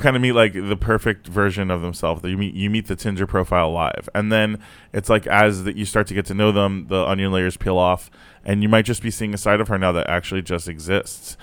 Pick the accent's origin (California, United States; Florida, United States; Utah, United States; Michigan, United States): Florida, United States; Fort Lauderdale; also born or lived in Brooklyn, New York; I grew up in Florida